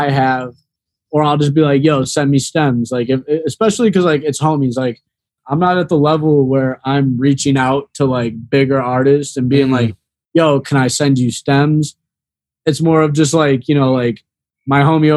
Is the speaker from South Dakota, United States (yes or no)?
no; the Chicagoland area, Northwest Indiana, United States; moved away as an adult; now in Florida, United States; I'm from Northwest Indiana, the Chicagoland area